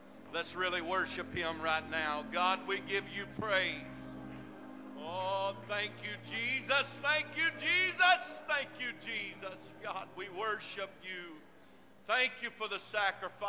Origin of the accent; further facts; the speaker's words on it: United States; I am American